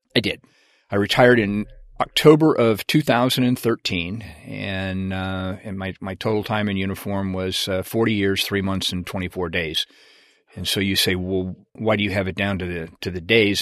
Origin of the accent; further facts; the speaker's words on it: Washington, United States; moved away as an adult; I grew up in, uh, Washington State